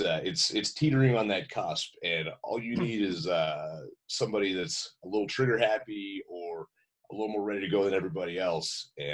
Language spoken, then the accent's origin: English; Texas, United States; I grew up in Texas, which you might as well be part of the South.